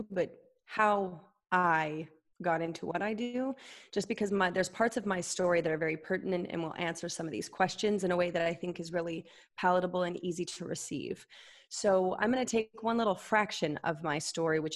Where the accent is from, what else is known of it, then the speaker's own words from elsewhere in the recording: Utah, United States; I grew up Mormon in Utah